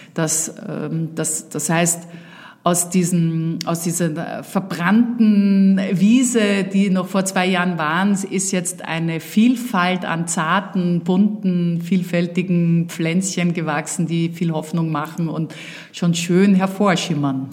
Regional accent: Vienna, Austria; moved away; also born or lived in Uckermark, Germany; dass ich natürlich in Wien aufgewachsen bin und hier meine Kindheit und Jugend verbracht habe

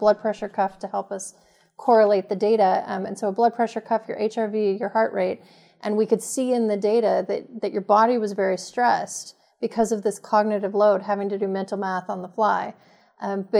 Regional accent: Montana, United States; moved away; also born or lived in Los Angeles area; I grew up in Montana

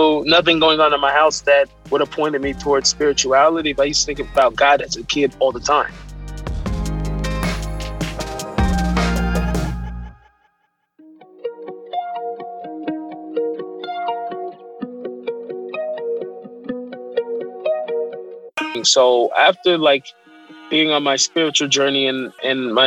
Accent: Seattle, Washington, United States; I was born in Seattle

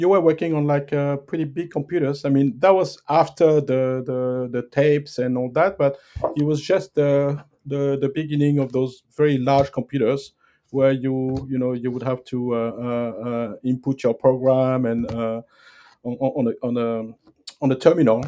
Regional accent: France; moved away as an adult; also born or lived in Saudi Arabia / Thailand; I grew up in France. I'm French originally

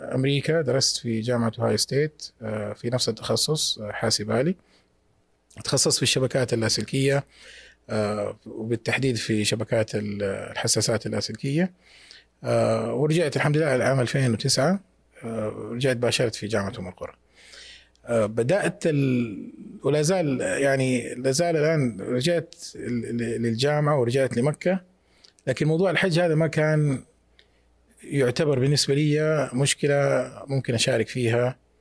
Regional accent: Mecca, Makkah Province, Saudi Arabia; born or raised there

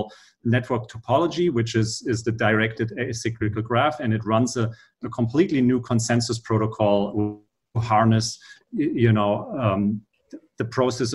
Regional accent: Frankfurt, Hesse, Germany; English is a second language; moved away as an adult; now in San Francisco Bay Area, United States; I'm originally from Germany, Frankfurt. Been here in the Bay for about the last 4 years.

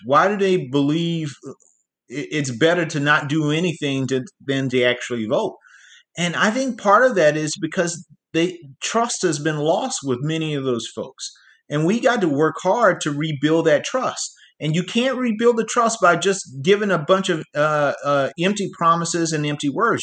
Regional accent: South Carolina, United States; born or raised there

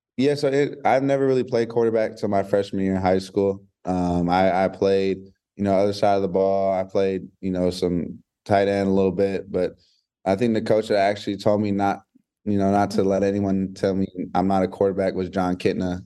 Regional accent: Hawaii, United States; now in Georgia, United States; I'm from Hawaii. You know, I lived there for in about eight years of my life

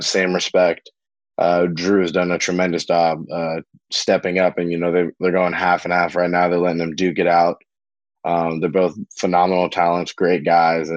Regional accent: Oregon, United States; moved away as an adult; also born or lived in Ohio / Florida / Taiwan / Notre Dame, Indiana; we moved to Oregon when I was around five. And I lived there my entire life prior to going to college in Notre Dame

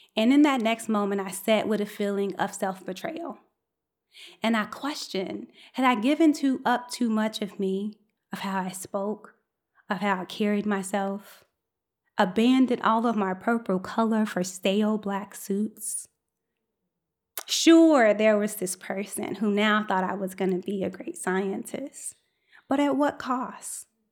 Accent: United States; accent: African-American Vernacular English; first language African-American Vernacular English; my first language is African-American vernacular English, i.e. Ebonics

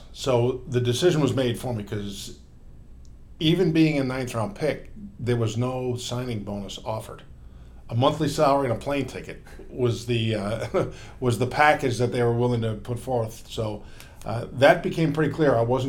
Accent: New York area, United States; growing up in the New York area, I was a big Yankee Met fan.

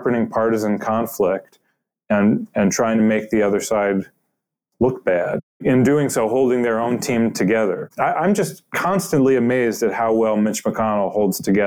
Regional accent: Cleveland, Ohio, United States; I'm from Cleveland. I grew up reading the Cleveland Plain Dealer, and the way that it would have covered politics when I was a kid

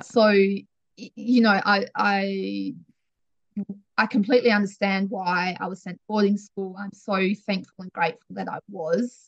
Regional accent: Wiley, Western Australia, Australia; also born or lived in Perth; now in York, Australia; We absolutely loved growing up in Wiley

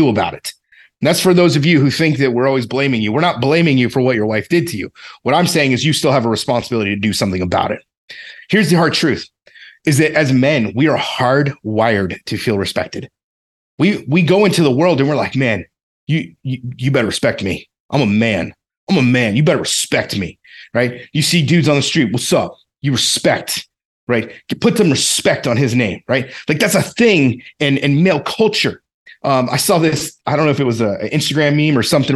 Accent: the South, United States; I grew up in the South. It's the way we talked, I guess.

